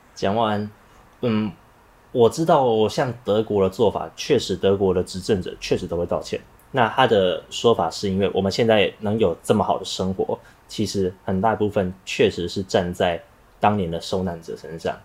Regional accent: Taiwan; 我们台湾人

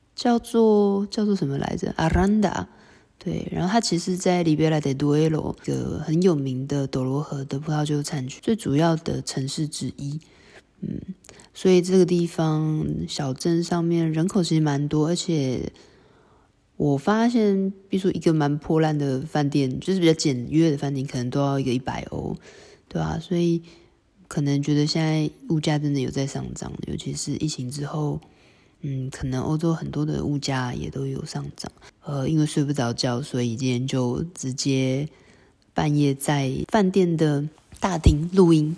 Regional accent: Taiwan; 我们台湾人

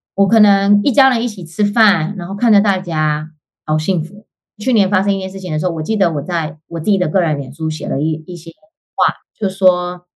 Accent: Hualien, Hualien County, Taiwan; moved away as an adult; now in Canada; 我本身是花莲人嘛

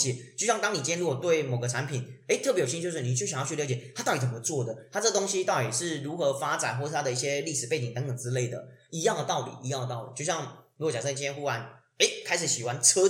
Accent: Tainan, Taiwan; 对，虽然我是台南人，但有时候我回台南不一定会回老家，因为我老家离台南市很远，非常远。

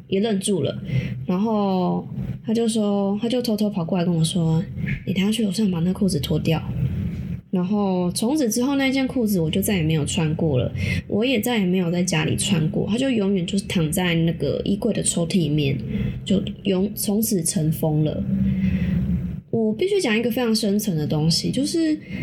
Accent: Taiwan; 我们台湾人

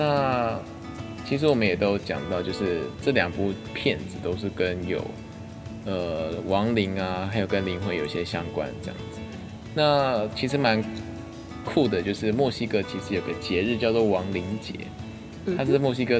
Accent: Taiwan; 那我是台湾的话，可能就是哦，我摆一堆食物这样

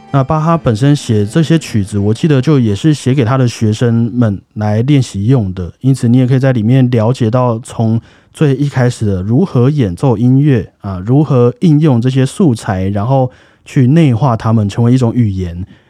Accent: Taoyuan, Taiwan; 我们北部人， 啊， 不要说北部人，桃园人好了

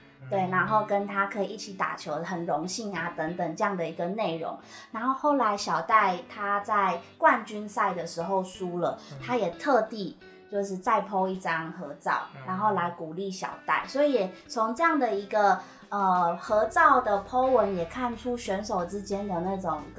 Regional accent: Taiwan; 吸引到国外的选手来我们台湾这边训练。

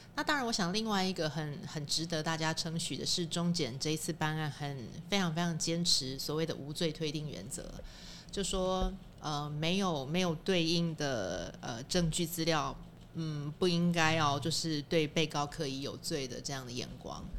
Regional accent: Taiwan; 我们生在台湾，然后，呃，在台湾有户籍的人民

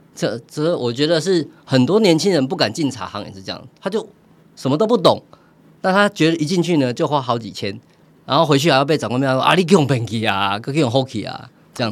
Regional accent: Taiwan; 我们台湾人太懂茶了

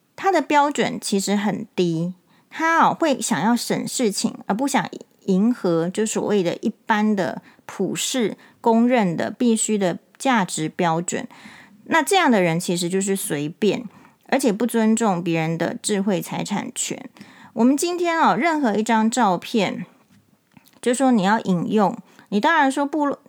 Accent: Taiwan; 我们台湾人习惯

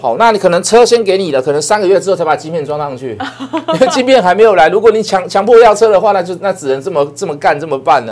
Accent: Taiwan; 我们台湾人很爱戴口罩

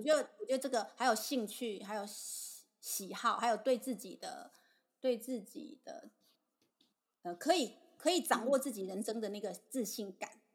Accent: Tainan, Taiwan; 我们台南这边公车系统不对。方便，要开车接送

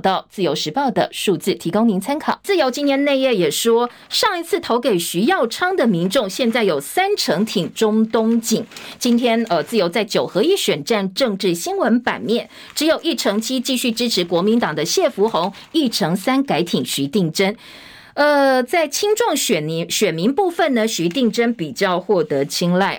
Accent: Longtan, Taoyuan, Taiwan; 桃园的龙潭，好，我的故乡啊

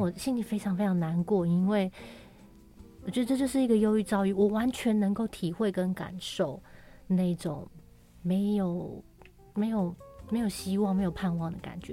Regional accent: Taoyuan, Taiwan; moved away; 我奶奶又过世了，因为奶奶是带我长大的。很重要的一个亲人。然后我的老家桃园的家也被处理掉了

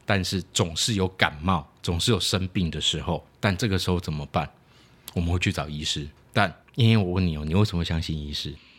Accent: Taiwan; 我们讲台语

